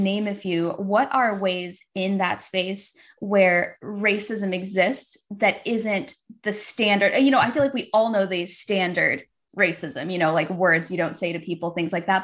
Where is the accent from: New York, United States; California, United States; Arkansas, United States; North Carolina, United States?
Arkansas, United States; moved away; also born or lived in Chicago; I spent like 13 years in Chicago, but I was raised in Arkansas.